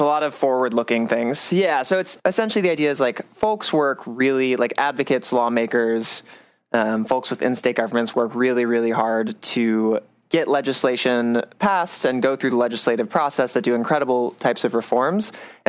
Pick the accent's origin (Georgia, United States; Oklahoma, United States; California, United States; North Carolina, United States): North Carolina, United States; Charlotte; moved away as an adult; I'm originally from North Carolina, the suburbs of Charlotte near Davidson College.